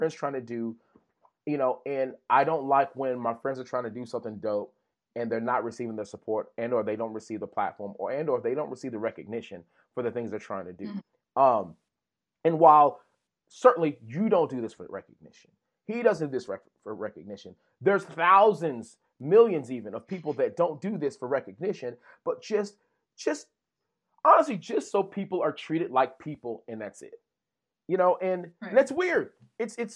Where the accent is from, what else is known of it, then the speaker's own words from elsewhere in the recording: Texas, United States; We're from Texas.